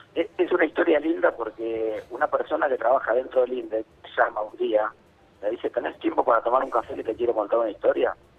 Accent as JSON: {"language": "Spanish", "town": "La Plata", "region": "Buenos Aires Province", "country": "Argentina", "tie": "born or raised there", "said": "toda mi vida viví en La Plata, soy de La Plata"}